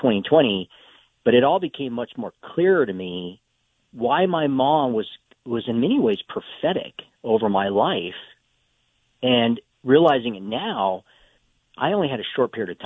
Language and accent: English; Tucson, Arizona, United States; now in Charlotte, United States; I hail from Tucson, Arizona, so I'm officially a desert rat